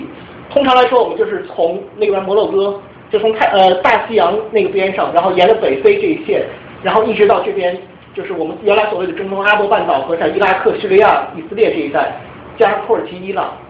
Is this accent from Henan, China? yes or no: no; Changchun, Jilin, China; moved away; 我因为我是长春的